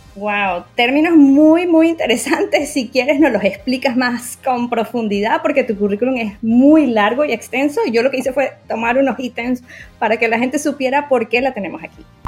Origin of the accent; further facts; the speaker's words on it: Venezuela; soy médico psiquiatra venezolana y psicoterapeuta